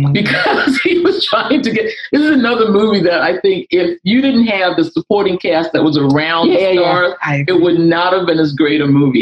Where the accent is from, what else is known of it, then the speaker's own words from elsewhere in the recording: Boston, Massachusetts, United States; I'm from Boston, Mass.